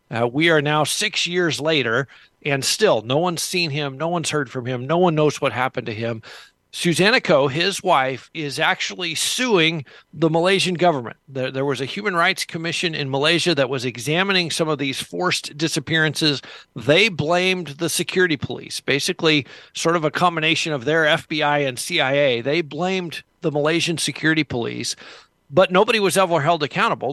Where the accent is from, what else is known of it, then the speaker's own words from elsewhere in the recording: United States; me as an American